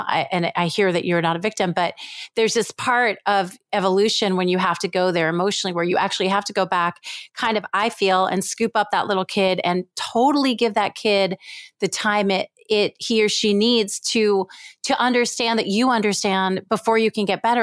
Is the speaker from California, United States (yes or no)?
no; New York, United States; also born or lived in Israel; I was born in Israel, and in Israel, my parents lived there for some years, and then I was raised mostly in New York